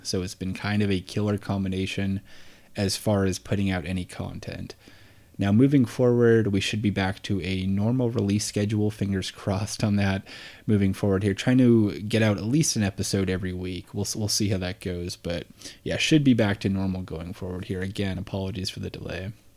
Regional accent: Portland, Oregon, United States; I'm from Portland here

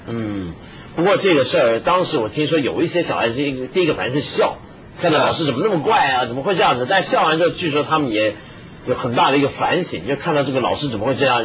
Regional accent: northern China, China; 我们这是北方人

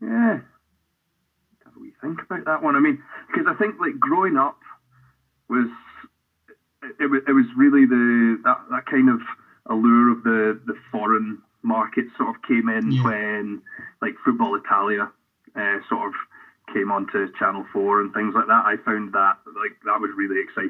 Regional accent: Helensburgh, Scotland, United Kingdom; I grew up in Helensburgh, just west of Glasgow

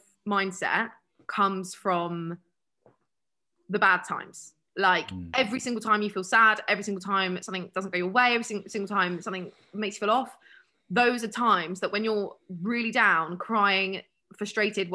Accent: United Kingdom; we're so British

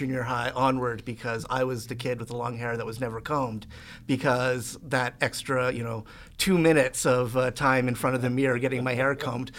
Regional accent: Edmonton, Alberta, Canada; I grew up on the north side, and actually I was kind of screwed up by where I grew up because my house is situated right in the middle of Miano Elementary, Killarney Junior High, and Queen Elizabeth High School.

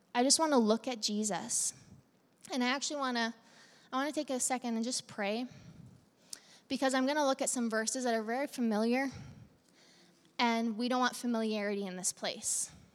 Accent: Central Alberta, Canada; now in Medicine Hat, Canada; We're from Central Alberta.

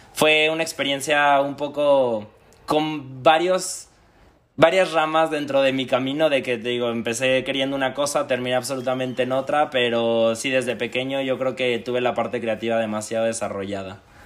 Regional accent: Aguascalientes, Mexico; moved away as an adult; now in Madrid, Spain; Soy del estado de Aguascalientes, pero ya llevo dos años viviendo en Madrid

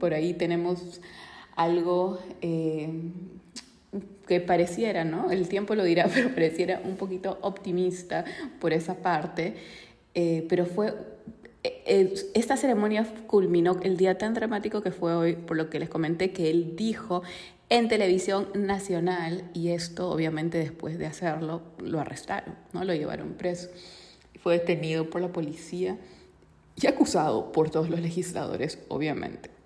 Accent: Peru; yo soy de Perú

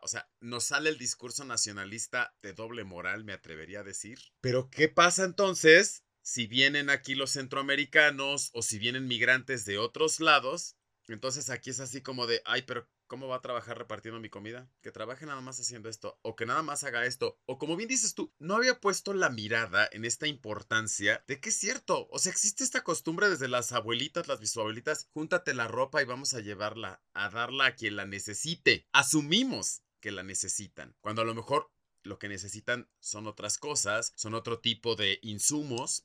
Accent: Mexico; tenemos como mexicanos

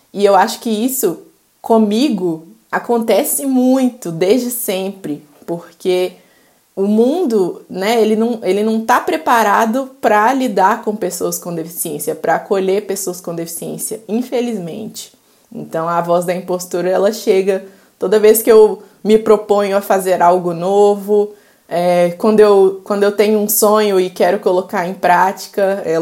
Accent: Belo Horizonte, Minas Gerais, Brazil; Bom, eu sou mineira, eu tenho 24 anos, nasci e me criei aqui em Belo Horizonte, Minas Gerais.

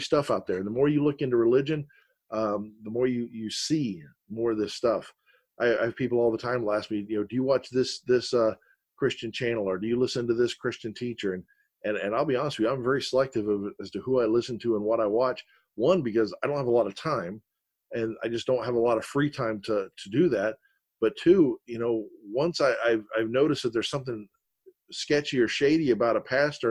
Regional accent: Florida, United States; I was born and raised in the South here in Florida, over one county over, and I was raised around Southerners

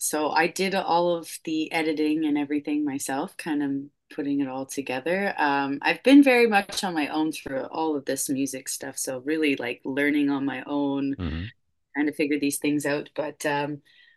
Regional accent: Westchester, Nova Scotia, Canada; now in Windsor, Canada; where I was raised in Westchester

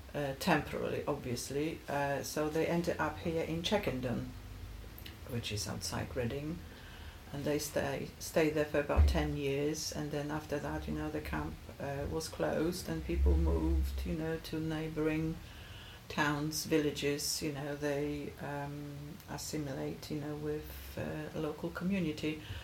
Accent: Gdańsk, Pomeranian Voivodeship, Poland; moved away; I'm Polish, mm-hmm. born and bred. I was born in Gdańsk, Poland.

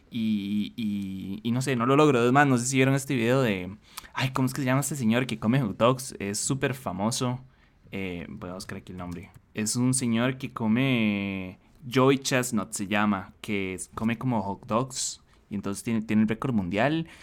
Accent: Costa Rica; como ticos

